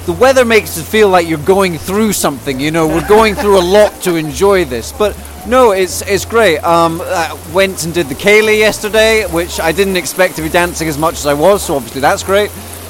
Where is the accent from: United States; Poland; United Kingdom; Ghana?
United Kingdom; Leicester, East Midlands; accent: Scottish; Okay, so the accent is confusing, actually. I'm from Leicester, but my accent is Scottish because my parents are Scottish.